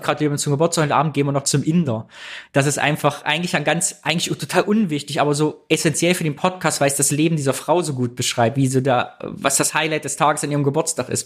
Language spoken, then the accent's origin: German; East Germany, Germany; wir Ossis